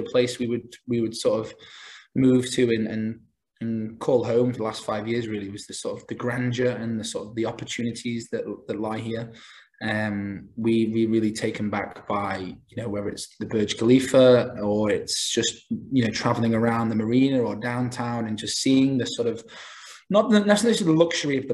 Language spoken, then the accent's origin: English; Isle of Man; moved away as an adult; also born or lived in Massachusetts, United States; I'm from the Isle of Man originally